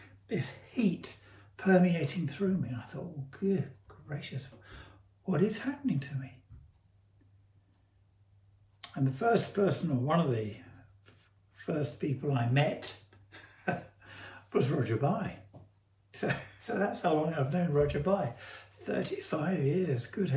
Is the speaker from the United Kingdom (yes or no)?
yes; United Kingdom; also born or lived in Sevenoaks; I'm British